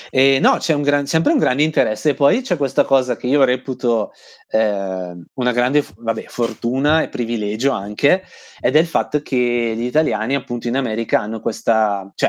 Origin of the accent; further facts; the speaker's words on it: Italy; cioè basta dire sono italiano e guadagni 10 punti fashion così, senza fare nulla di più.